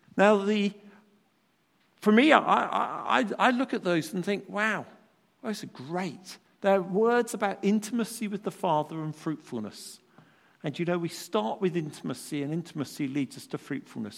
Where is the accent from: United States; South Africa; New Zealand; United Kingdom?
United Kingdom; as British people